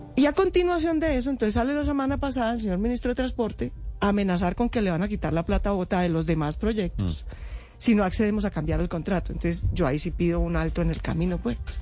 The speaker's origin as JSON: {"language": "Spanish", "region": "Bogotá", "country": "Colombia", "said": "somos los bogotanos"}